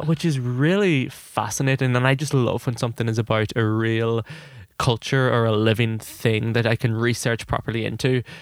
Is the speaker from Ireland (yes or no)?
yes; Ireland; I'm an Irish, uh, young Irish director